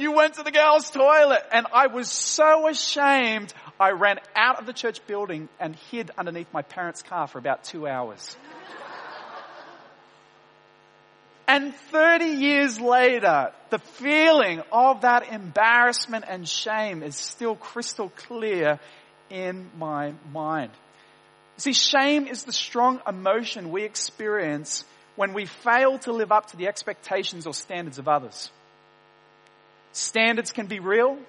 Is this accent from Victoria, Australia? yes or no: no; Wollongong, New South Wales, Australia; I grew up in Wollongong, in Dapto, a suburb of Wollongong